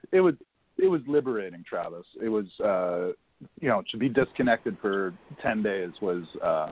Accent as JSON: {"language": "English", "region": "Ontario", "country": "Canada", "said": "from Ontario."}